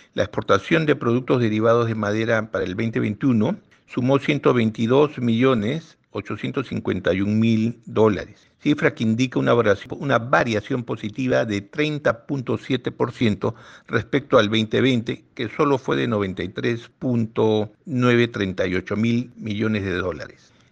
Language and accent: Spanish; Peru